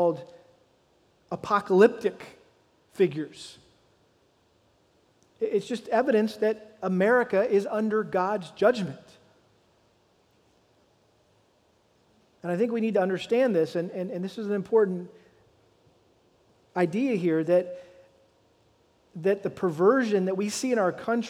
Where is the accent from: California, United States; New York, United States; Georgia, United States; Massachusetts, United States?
Massachusetts, United States; moved away; back to New England, where I was born and raised in Massachusetts.